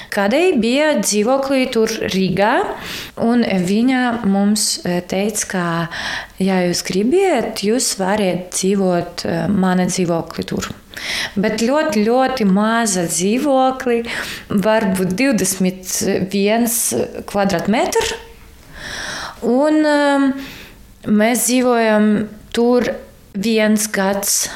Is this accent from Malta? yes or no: no; Kharkiv, Kharkiv Oblast, Ukraine; Latvian is a second language; moved away as an adult; now in Latvia; mēs no Harkivā